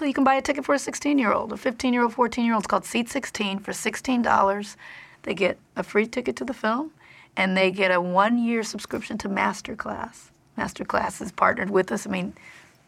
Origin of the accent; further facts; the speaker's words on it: Compton, California, United States; I'm from Compton